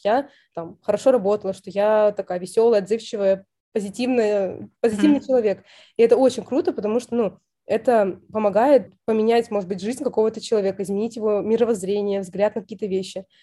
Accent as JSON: {"language": "Russian", "region": "Saint Petersburg", "country": "Russia"}